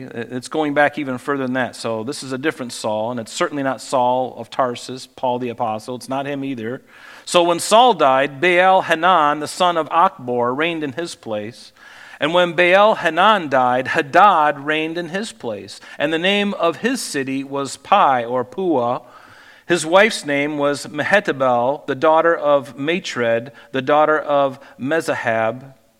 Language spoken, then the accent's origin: English; Pine Island, Florida, United States; moved away; in Florida where I grew up out on Pine Island